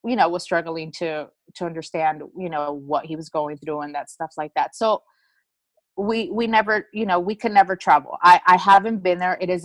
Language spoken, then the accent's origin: English; United States; even though I was born here in the United States